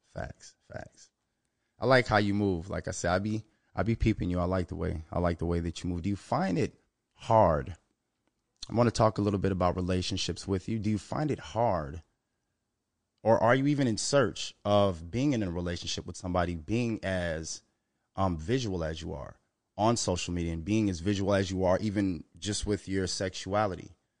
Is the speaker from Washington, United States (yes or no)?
no; Minnesota, United States; Minnesota, my home state